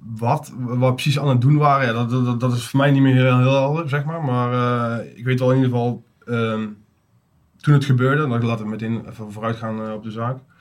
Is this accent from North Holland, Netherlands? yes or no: no; Uden, North Brabant, Netherlands; 37 jaar, kom uit Uden